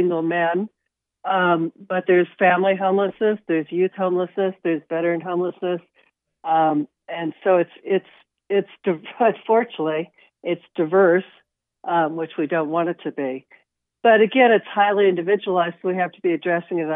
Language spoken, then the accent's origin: English; Wichita, Kansas, United States; now in San Francisco Bay Area, United States; I grew up in Wichita, but I've lived in the San Francisco Bay Area for the past 40 years